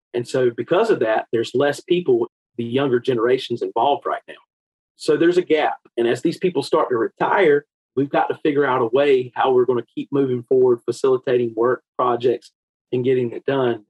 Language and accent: English; Eastern North Carolina, United States; I grew up in Eastern North Carolina, and that's still where home is for me today